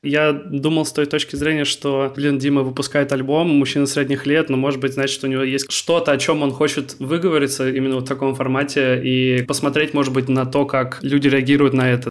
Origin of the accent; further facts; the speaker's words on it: Kaliningrad, Kaliningrad Oblast, Russia; я из Калининграда, и в Калининграде, мне кажется, в принципе, можно было бы жить